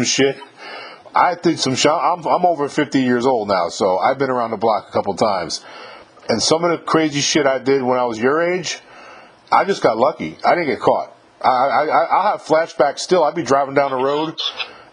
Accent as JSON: {"language": "English", "region": "New York", "country": "United States", "moved": "as an adult", "said": "I'm from New York myself"}